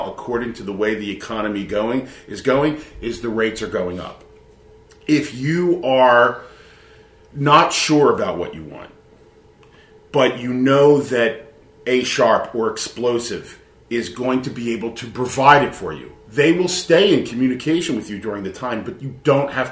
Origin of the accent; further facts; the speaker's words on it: Philadelphia, Pennsylvania, United States; Born and raised in Philadelphia from ground zero